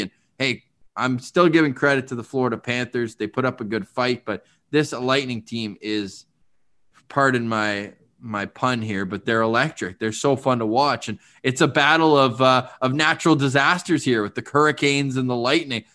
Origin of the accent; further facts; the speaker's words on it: Canada; As a Canadian